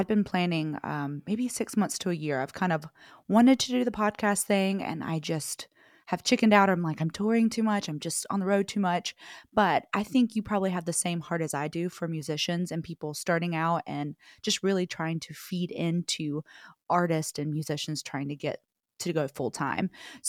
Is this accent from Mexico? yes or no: no; the South, United States; which I am from the South, but I feel like I've been pulling more West Coaster